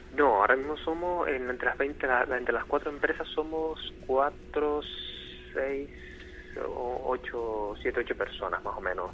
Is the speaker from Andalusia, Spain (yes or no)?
no; Tenerife, Canary Islands, Spain; moved away as an adult; now in Gran Canaria, Spain; soy de Tenerife